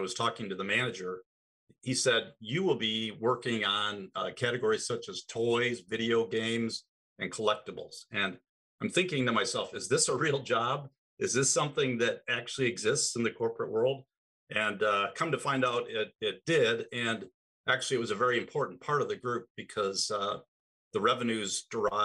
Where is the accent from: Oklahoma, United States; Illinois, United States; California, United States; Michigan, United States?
Michigan, United States; also born or lived in Chicago / Milwaukee; I'm based in Detroit. I grew up here in Michigan